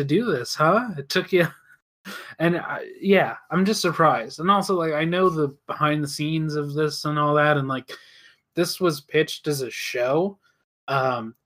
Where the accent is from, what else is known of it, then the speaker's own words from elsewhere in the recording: United States; as an American